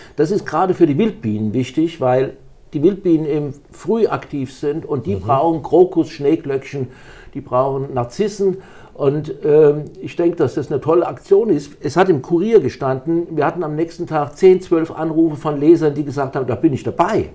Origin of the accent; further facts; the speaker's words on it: St. Ilgen, Baden-Württemberg, Germany; accent: Kurpfälzer; moved away as an adult; now in Delkenheim, Germany; Ich war schon als Jugendlicher in St. Ilgen, wo ich geboren bin, beim Roten Kreuz